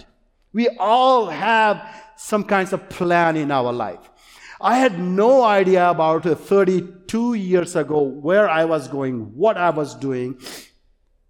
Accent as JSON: {"language": "English", "country": "India", "tie": "born or raised there", "second_language": "English", "moved": "yes", "said": "I grew up in India"}